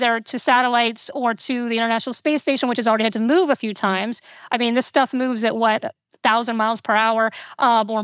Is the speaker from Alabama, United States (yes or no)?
no; Florida, United States; I, you know, grew up in Florida. I grew up near Kennedy Space Center